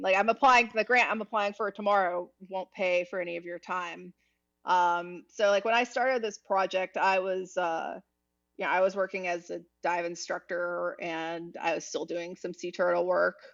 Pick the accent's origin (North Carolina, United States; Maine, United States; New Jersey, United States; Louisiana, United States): North Carolina, United States; Eastern; now in Miami, United States; where I grew up in Eastern North Carolina